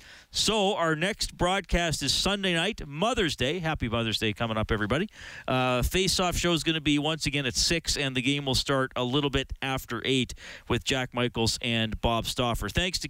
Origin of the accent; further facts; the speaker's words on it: Evansburg, Alberta, Canada; Okay, I grew up in Evansburg.